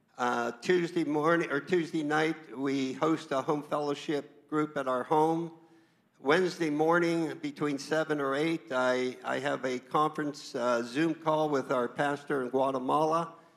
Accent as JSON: {"language": "English", "region": "Southwestern Pennsylvania", "country": "United States", "tie": "born or raised there", "moved": "as an adult", "lives_now": "California, United States", "said": "I was born in Southwestern Pennsylvania"}